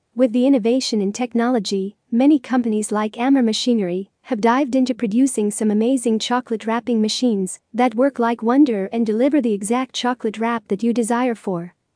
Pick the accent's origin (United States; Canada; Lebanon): Lebanon; from Lebanon.